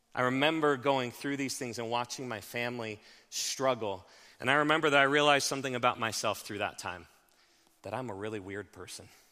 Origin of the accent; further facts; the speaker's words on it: Haxtun, Colorado, United States; I grew up in Haxton